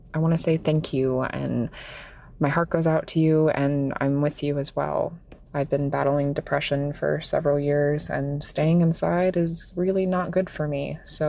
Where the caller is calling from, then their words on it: Port St. Lucie, Florida, United States; I'm calling in from Port St. Lucie, Florida.